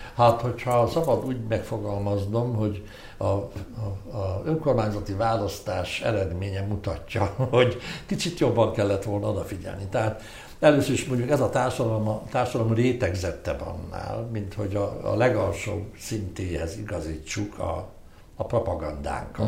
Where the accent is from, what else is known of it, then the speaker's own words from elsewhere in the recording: Hungary; én egy híg, híg magyar vagyok